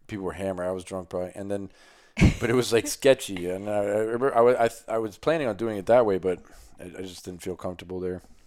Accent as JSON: {"language": "English", "town": "Miami", "region": "Florida", "country": "United States", "tie": "born or raised there", "said": "I grew up in Miami, Florida."}